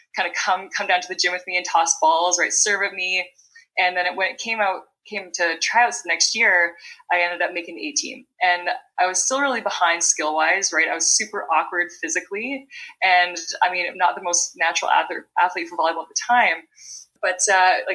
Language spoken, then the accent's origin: English; Vancouver Island, British Columbia, Canada; now in Ottawa, Canada; I'm from Vancouver Island, British Columbia, Canada, and I currently live in Ottawa